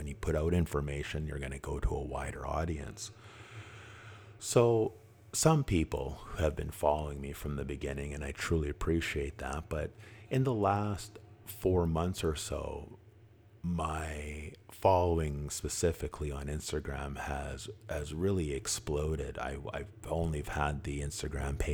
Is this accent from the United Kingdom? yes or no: no; Vancouver, British Columbia, Canada; I grew up in East Vancouver